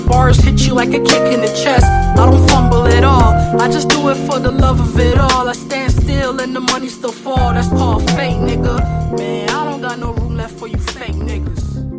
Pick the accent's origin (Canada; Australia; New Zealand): Canada; Ontario; moved away; so that's where I lived for most of my life, actually. I'm from nearby, and then I moved there for school. Anyway, so I do miss Ontario, and I used to go into Toronto all the time.